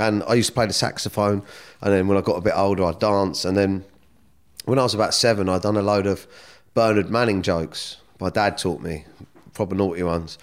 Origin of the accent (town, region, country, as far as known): Surrey, South East England, United Kingdom; born or raised there; also born or lived in Kingston